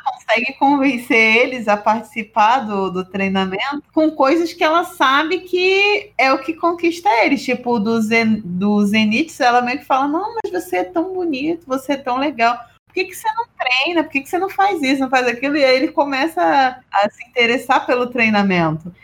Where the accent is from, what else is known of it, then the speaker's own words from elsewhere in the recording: Brazil; a gente é brasileiro